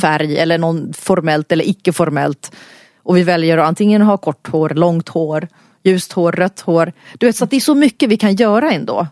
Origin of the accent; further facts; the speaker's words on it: Stockholm, Stockholm County, Sweden; så bor jag här i Stockholm. Jag är född i Stockholm i en finsk familj.